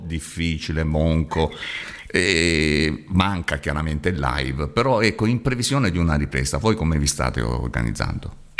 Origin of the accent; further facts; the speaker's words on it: Apulia, Italy; io sono pugliese. Qui in Puglia